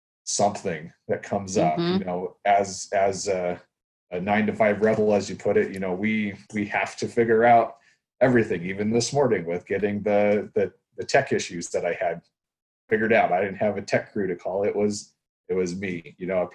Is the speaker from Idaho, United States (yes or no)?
yes; Idaho, United States; also born or lived in Kansas; now in Washington, United States; I was born and raised in Idaho